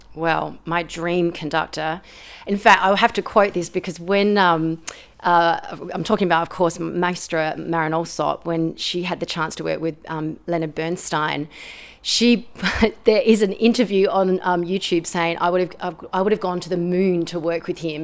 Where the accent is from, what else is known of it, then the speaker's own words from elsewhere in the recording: Australia; I'm an Australian composer and pianist